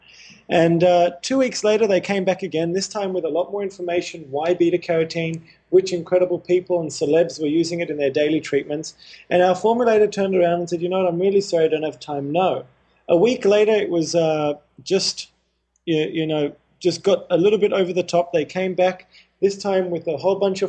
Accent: Australia; also born or lived in Haifa, Israel / Indonesia / India; At the age of 4, my family moved to Australia

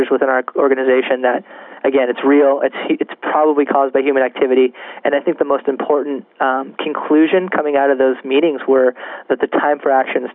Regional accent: California, United States; As a Californian

